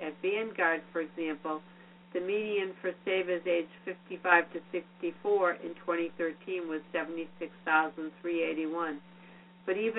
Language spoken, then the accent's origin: English; Quincy, Massachusetts, United States; my hometown, Wollaston, Massachusetts.